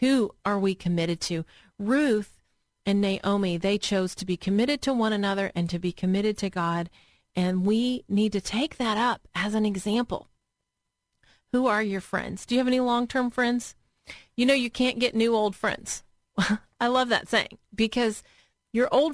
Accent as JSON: {"language": "English", "region": "Tennessee", "country": "United States", "tie": "born or raised there", "also_born_or_lived": "Indiana", "said": "when we moved from Indiana back to Tennessee, I think I was in seventh grade"}